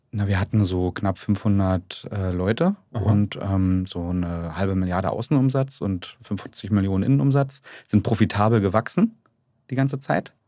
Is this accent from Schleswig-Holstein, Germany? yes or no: no; Strausberg, Brandenburg, Germany; moved away; ich bin ja genau gebürtiger Ossi und auch äh, Kind von ähm, ähm, Leuten, die jetzt gar nicht selber studiert haben, ja, meine Eltern, sondern eher sehr, bin sehr, sehr bodenständig aufgewachsen in Strausberg